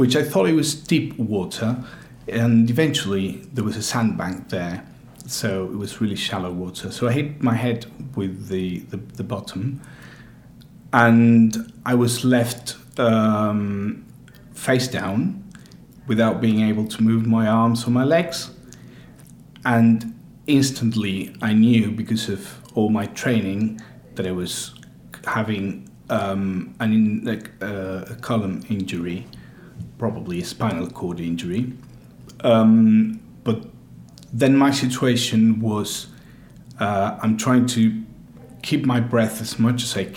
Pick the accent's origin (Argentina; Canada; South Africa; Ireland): Argentina; now in United Kingdom; I'm from Argentina.